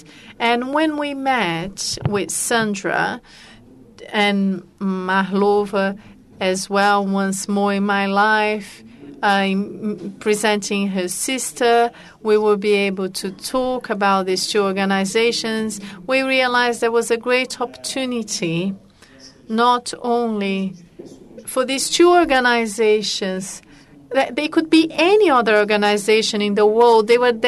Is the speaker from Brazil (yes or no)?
yes; Rio de Janeiro, Brazil; You can notice that I was born in Ipanema, Ipanema Beach.